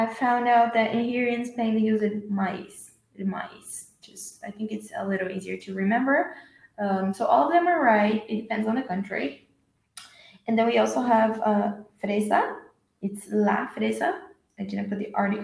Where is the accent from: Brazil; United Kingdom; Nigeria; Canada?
Brazil; I'm from Brazil